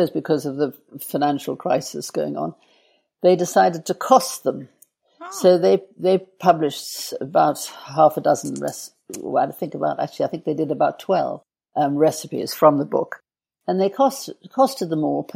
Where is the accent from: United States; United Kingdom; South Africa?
South Africa; Johannesburg, Gauteng; born or raised there